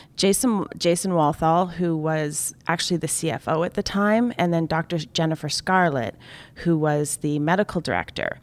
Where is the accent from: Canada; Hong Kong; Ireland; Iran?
Canada; I'm Canadian